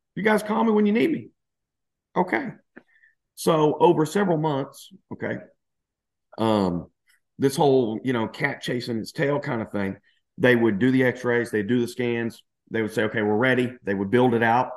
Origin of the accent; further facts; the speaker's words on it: Louisiana, United States; moved away as an adult; also born or lived in Dallas / Spain; now in New Zealand; I'm originally from Louisiana, so I consider myself kind of like, you know, the redneck kind of refined Southern gentleman kind of guy